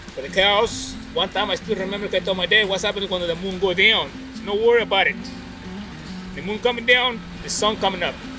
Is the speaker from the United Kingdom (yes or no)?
no; Jalisco, Mexico; English is a second language; now in United States; I'm from Mexico, Jalisco